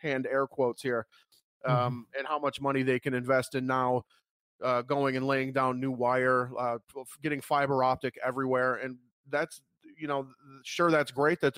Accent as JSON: {"language": "English", "country": "United States", "said": "as an American"}